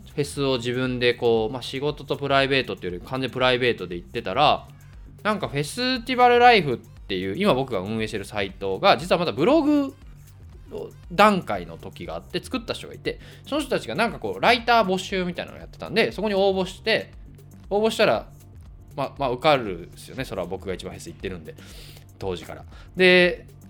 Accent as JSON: {"language": "Japanese", "area": "Kansai", "region": "Hyogo", "country": "Japan", "tie": "born or raised there", "said": "もともと僕、関西出身で"}